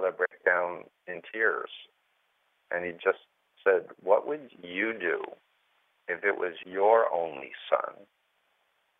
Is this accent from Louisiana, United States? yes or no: no; New York City, New York, United States; I grew up in Flushing, Queens, New York, the youngest of three kids, middle-class, conservative Jewish upbringing